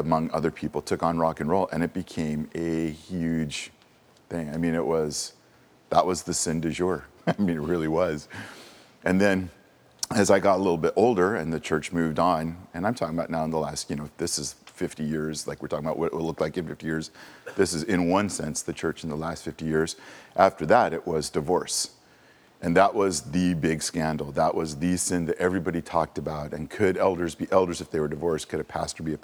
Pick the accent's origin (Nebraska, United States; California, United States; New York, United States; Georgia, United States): California, United States; Southern; I grew up down in Southern California